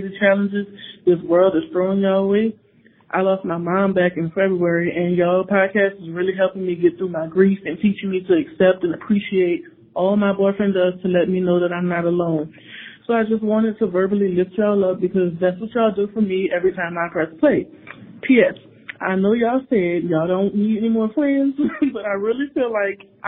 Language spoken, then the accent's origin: English; New Orleans, Louisiana, United States; moved away as an adult; now in Stockbridge, United States; I'm 29 from New Orleans. I just moved here in April